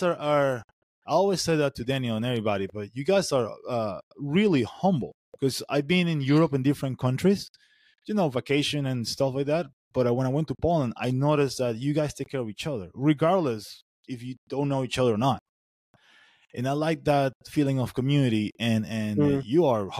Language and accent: English; Venezuela; now in United States; I'm in the United States, but I'm originally from Venezuela